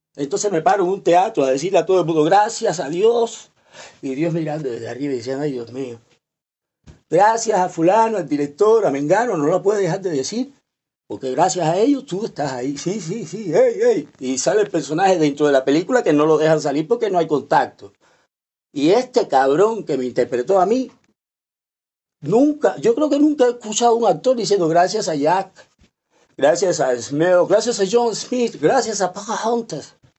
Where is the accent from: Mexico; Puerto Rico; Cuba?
Cuba; yo hablo así como cubano, directo